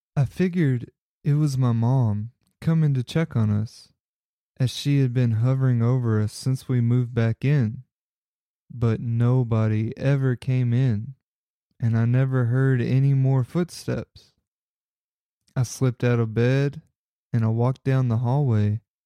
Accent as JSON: {"language": "English", "region": "Kentucky", "country": "United States", "tie": "born or raised there", "said": "my home state of Kentucky"}